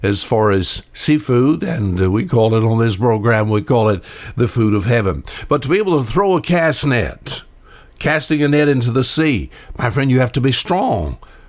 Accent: Alabama, United States; I was born and raised here on the Wansakoo River.

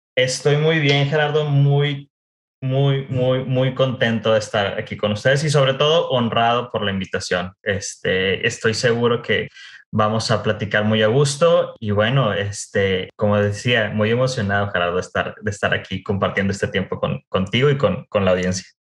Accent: Monterrey, Nuevo León, Mexico; moved away as an adult; also born or lived in United States / Mexico City / France; soy originario de Monterrey. Vaya, eh, eh, es, es algo importante mencionarlo porque gran parte de mi historia está relacionada con la cultura regiomontana. Entonces, nací y crecí

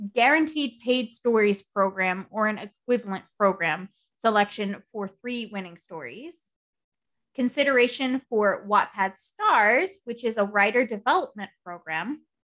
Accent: United States; I am American

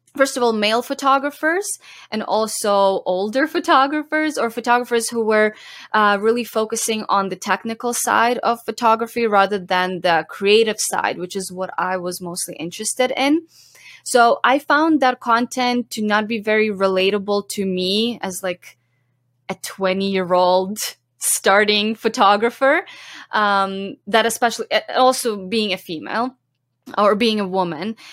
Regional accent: Zhovkva, Lviv Oblast, Ukraine; moved away as an adult; now in Canada; I grew up in Ukraine and I lived there till I was eighteen.

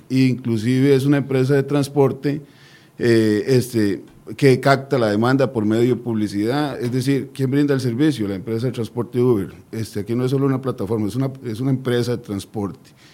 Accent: Costa Rica; nosotros como buenos costarricenses

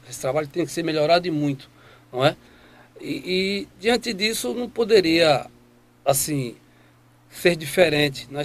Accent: Ibiranga, Brazil; Eu sou do distrito de Ibiranga né, é, filho natural de lá daquela terra

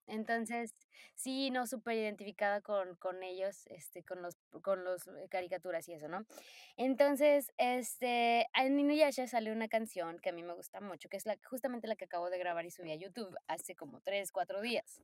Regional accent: Poza Rica, Veracruz, Mexico; moved away as an adult; now in Japan; soy de Poza Rica, Veracruz, orgullosa, orgullosamente, oye, orgullosamente jarocha

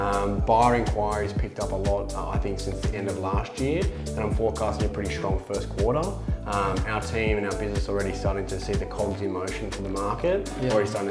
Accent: Sydney, New South Wales, Australia; I'm from the Northern Beaches.

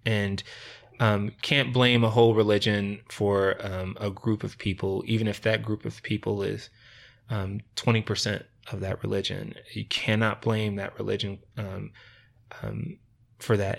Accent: Rochester, New York, United States; moved away as an adult; also born or lived in Layton, Utah; now in Ogden, United States; I actually grew up in Rochester, New York

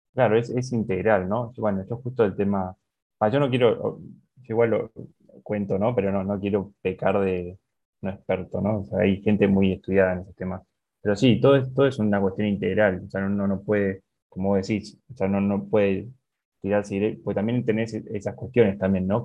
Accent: Argentina; como argentino

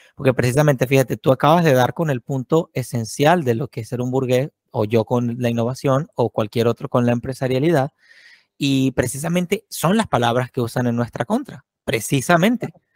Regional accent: Venezuela; moved away as an adult; a mí me pasó también como venezolano

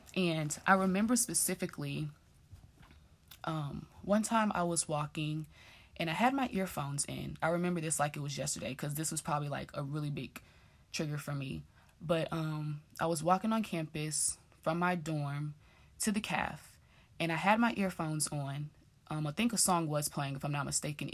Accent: Dallas, Texas, United States; moved away as an adult; also born or lived in Grambling, Louisiana; growing up in Dallas

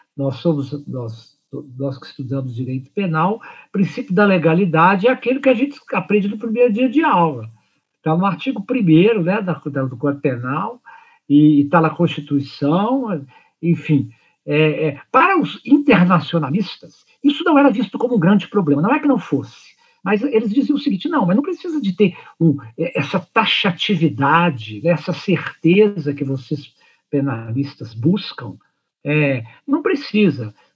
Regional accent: Brazil; somos nacionais, somos brasileiros e brasileiras

